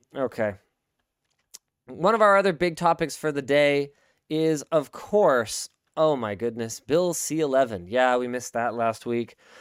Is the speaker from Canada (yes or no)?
yes; Canada; as a Canadian content creator